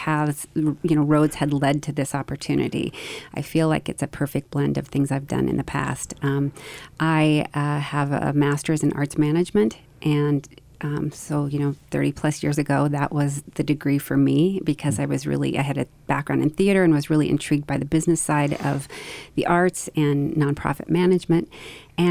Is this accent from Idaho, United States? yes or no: yes; Idaho, United States; I grew up in Idaho and studied theater in undergraduate school